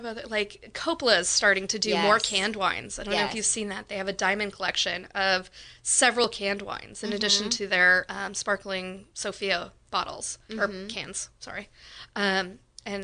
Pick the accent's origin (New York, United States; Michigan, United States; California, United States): California, United States; Windsor; No, I mean, I grew up here in Windsor, but at the time, Windsor didn't even have a high school. I was the first graduating class of Windsor.